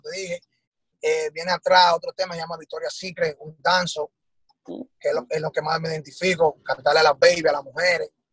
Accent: Dominican Republic; nosotros, los, talentos de allá de RD

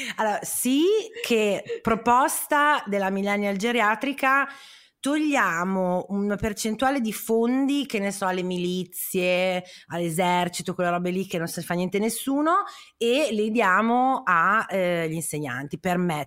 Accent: Parma, Emilia-Romagna, Italy; io sono di Parma

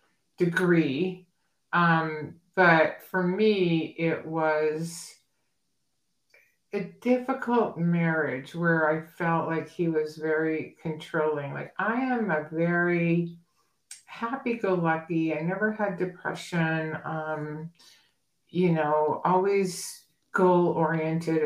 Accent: New Hampshire, United States; moved away as an adult; also born or lived in Massachusetts / Boston / San Diego, California; now in Arizona, United States; I grew up in New Hampshire and, kind of small town by the coastline.

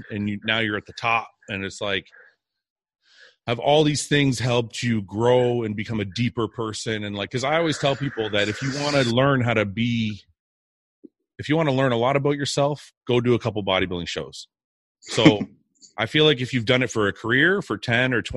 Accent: Canada; My heritage is Lebanese, even though I was born in Canada

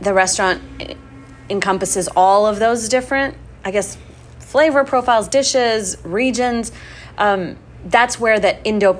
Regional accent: Mumbai, Maharashtra, India; now in Houston, United States; I was born in Mumbai.

